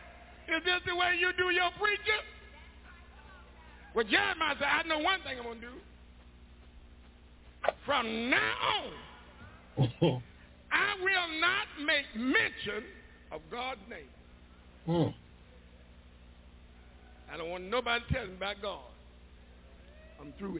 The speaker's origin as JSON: {"language": "English", "town": "Macon", "region": "Georgia", "country": "United States", "tie": "born or raised there", "moved": "yes", "said": "Macon, my hometown"}